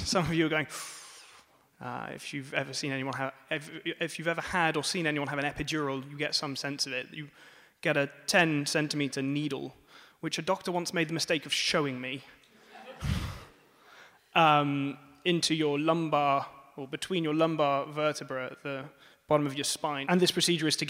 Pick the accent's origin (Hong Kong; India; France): France; moved away; also born or lived in Bath, United Kingdom; as you can tell from my accent, I grew up in France.